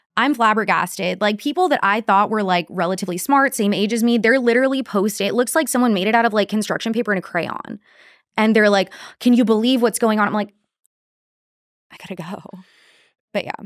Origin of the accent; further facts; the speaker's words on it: Corpus Christi, Texas, United States; I am from Corpus